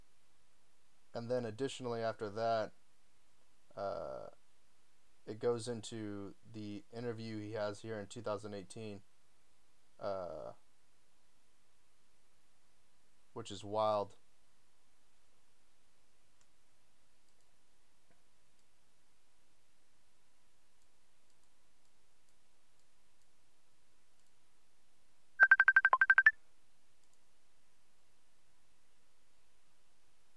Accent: Georgetown, Texas, United States; I'm from Georgetown originally, so, like, I've been here all my life.

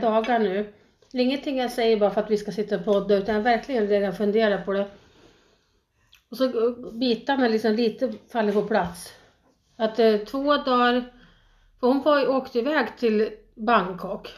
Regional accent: Sweden; moved away as an adult; also born or lived in Thailand; jag var svensk

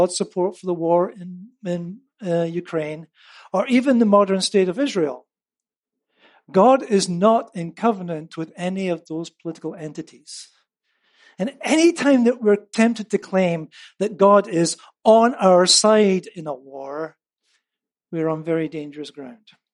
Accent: United Kingdom; moved away; as a Brit

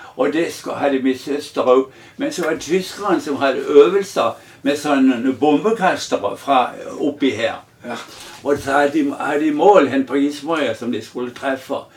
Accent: Mandal, Agder, Norway; also born or lived in Kleven; Jeg er jo egentlig oppvokst på Gismerøy

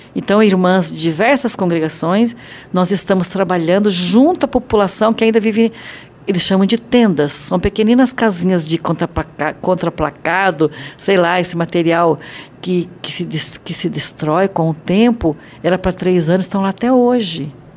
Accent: Brazil; nós brasileiros

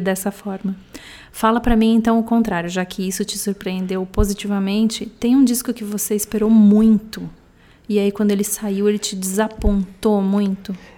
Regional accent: Porto Alegre, Rio Grande do Sul, Brazil; de Porto Alegre, onde eu nasci

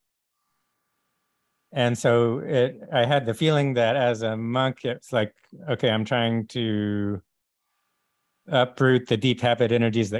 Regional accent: Texas, United States; I grew up in Texas

